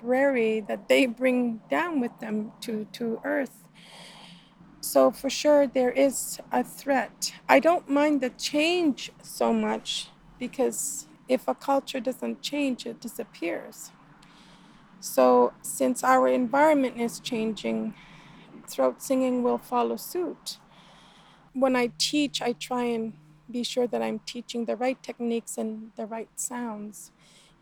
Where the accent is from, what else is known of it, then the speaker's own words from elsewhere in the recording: Northern Quebec, Canada; now in Southern Quebec, Canada; we're in Quebec. I come from Northern Quebec. I live in the South now